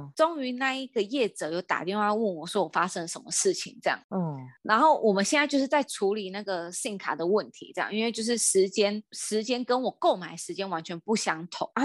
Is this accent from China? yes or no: no; Taiwan; 因为我是台湾人